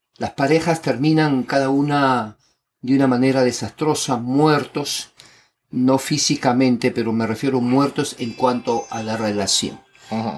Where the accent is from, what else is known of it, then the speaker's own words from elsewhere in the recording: Lima, Peru; yo nací en Lima, Perú, y he vivido